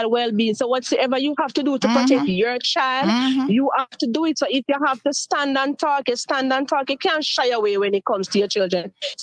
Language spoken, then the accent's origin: English; Jamaica; now in Cayman Islands; I am a Jamaican, I am from Jamaica